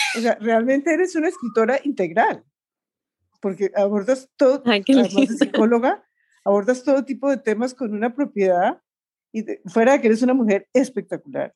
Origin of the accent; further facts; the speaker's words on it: Colombia; en Colombia también tenemos una que, es de la eterna primavera, que es Bucaramanga